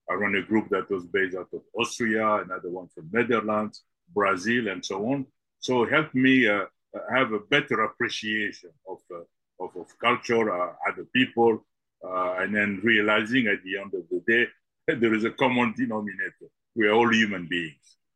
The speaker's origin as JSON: {"language": "English", "country": "DR Congo", "tie": "born or raised there", "also_born_or_lived": "Belgium", "said": "I was born in the Congo and uh, and so I grew up both in Congo and in Belgium, uh, back and forth."}